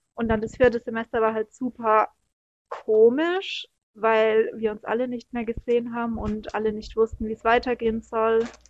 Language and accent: German; Allgäu, Bavaria, Germany; moved away; wo ich herkomme